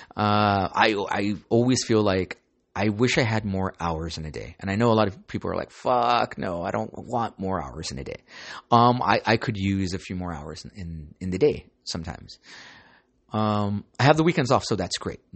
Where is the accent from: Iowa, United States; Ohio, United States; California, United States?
California, United States; Santa Ana; I grew up in San Ana, so you gotta be street smart.